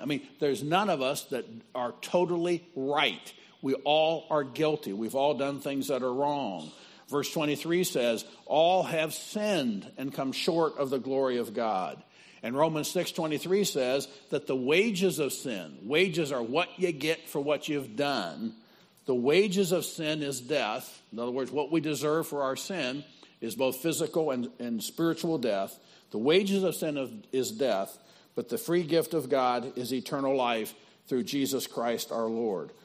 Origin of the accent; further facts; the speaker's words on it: Midwest, United States; I'm from out of town. I'm from the Midwest